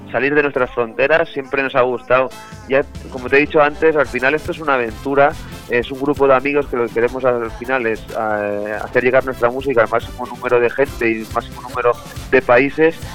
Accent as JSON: {"language": "Spanish", "town": "Montcada i Reixac", "region": "Catalonia", "country": "Spain", "said": "Eh, somos de Moncada y Resaca, al lado de Barcelona, una población a, 15 kilómetros del centro de Barcelona."}